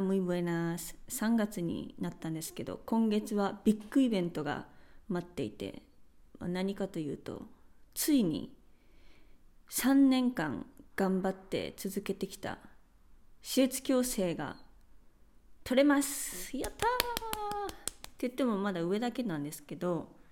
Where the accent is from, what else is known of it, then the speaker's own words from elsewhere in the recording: Japan; first language Japanese; moved away as an adult; now in Spain; 私は日本で育ってきて